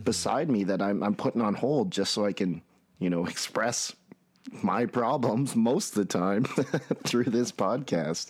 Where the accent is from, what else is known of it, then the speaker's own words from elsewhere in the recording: Red Deer, Alberta, Canada; I'm from Red Deer, Alberta, Canada, and I run a float center